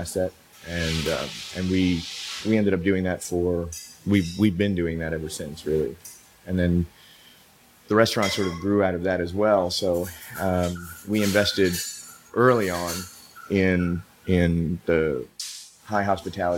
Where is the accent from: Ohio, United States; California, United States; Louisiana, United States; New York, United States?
New York, United States; New York City; moved away as an adult; also born or lived in Europe / Asia; now in Austin, United States; I moved from New York City, where I was born and raised